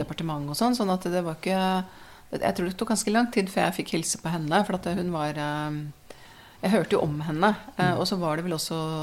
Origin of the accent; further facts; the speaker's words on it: Oslo, Norway; Jeg vokste opp på Ekeberg sammen med mor og far og tre søsken.